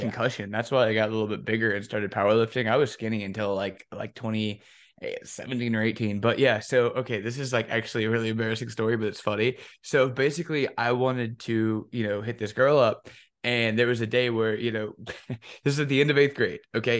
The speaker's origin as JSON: {"language": "English", "town": "Chicago", "region": "Illinois", "country": "United States", "tie": "born or raised there", "said": "growing up in Chicago"}